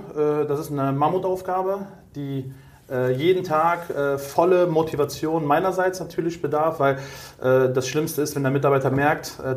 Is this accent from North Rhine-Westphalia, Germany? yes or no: yes; Cologne, North Rhine-Westphalia, Germany; Ähm, ich bin gerade 37 geworden, komme aus Köln, ja. bin auch gebürtiger Kölner mit italienischen Wurzeln.